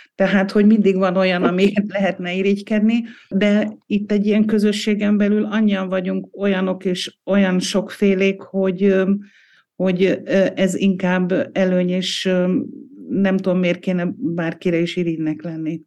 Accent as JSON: {"language": "Hungarian", "country": "Hungary", "moved": "yes", "lives_now": "Austria", "said": "mi magyarok vagyunk. Vesző, akik most Ausztriában élünk"}